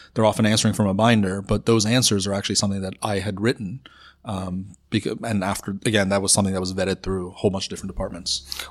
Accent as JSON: {"language": "English", "town": "Toronto", "region": "Ontario", "country": "Canada", "tie": "born or raised there", "also_born_or_lived": "Iran", "said": "I grew up in North York, um, in, uh, around Bayview and, and Steeles area"}